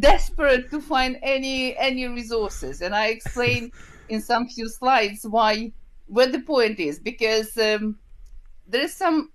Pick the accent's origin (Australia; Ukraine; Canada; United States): Ukraine; English is a second language; moved away as an adult; also born or lived in Kyiv, Ukraine / Glasgow, United Kingdom; I was born in Ukraine. This is the country from the former Soviet Union, where it's a lot of events happening, where the war now with Russia. So I was born and graduated from Kyiv State University